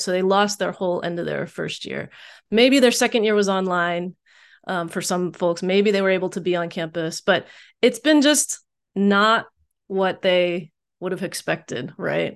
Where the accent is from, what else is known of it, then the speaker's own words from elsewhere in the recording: Richmond, Virginia, United States; also born or lived in Texas; now in Bay Area, United States; growing up in Richmond in the early eighties